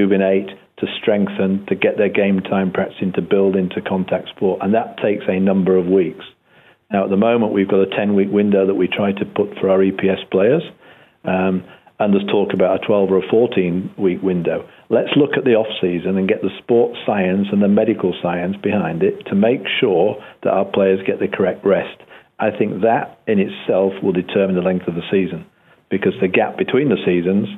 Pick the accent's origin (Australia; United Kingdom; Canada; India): United Kingdom; Yorkshire and the Humber; moved away; also born or lived in America; we came from Yorkshire in those under-16s days